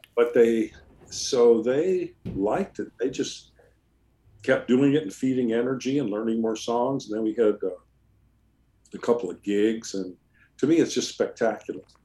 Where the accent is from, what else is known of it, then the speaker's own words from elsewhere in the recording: California, United States; I'm Californian